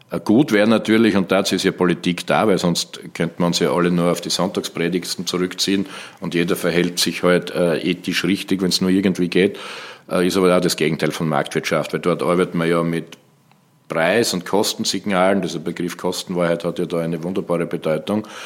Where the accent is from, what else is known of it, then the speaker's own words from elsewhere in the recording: Graz, Styria, Austria; Steiermark, Graz, Graz mhm. Umgebung, wo ich herkomme.